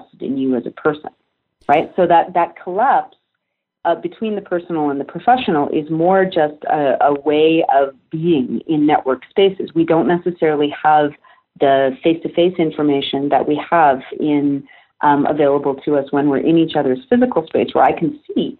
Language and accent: English; Canada; I'm Canadian.